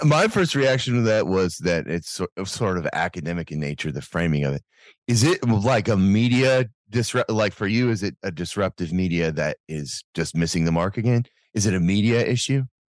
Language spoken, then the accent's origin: English; United States; as an American